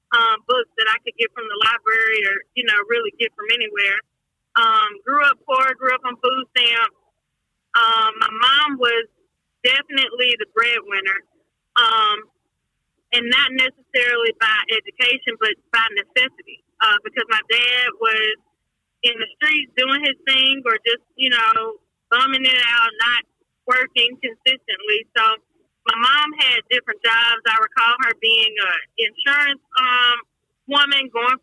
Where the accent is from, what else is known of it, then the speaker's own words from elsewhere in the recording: Mobile, Alabama, United States; I am originally from Mobile, Alabama, born and raised